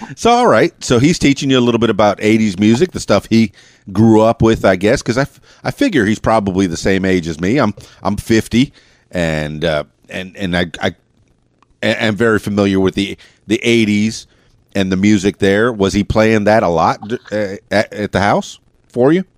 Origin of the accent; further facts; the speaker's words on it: Miami, Florida, United States; moved away; also born or lived in Davie, Florida; I'm, I'm from Miami, Florida, and I went to high school in in Fort Lauderdale, Florida, Davie, Florida